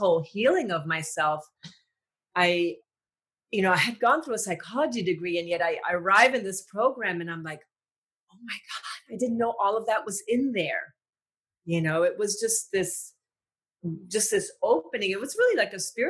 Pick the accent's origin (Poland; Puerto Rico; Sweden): Puerto Rico; I grew up in Puerto Rico